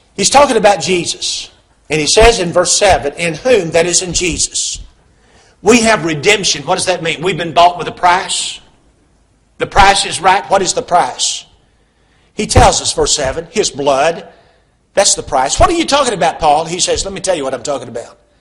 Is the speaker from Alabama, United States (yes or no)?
yes; Huntsville, Alabama, United States; moved away as an adult; now in Hendersonville, United States; I grew up over here in Huntsville, about 50 miles away.